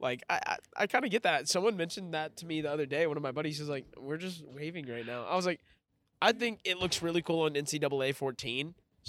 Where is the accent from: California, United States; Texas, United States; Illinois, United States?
Texas, United States; I'm from Texas, so you know I'm a Whataburger guy.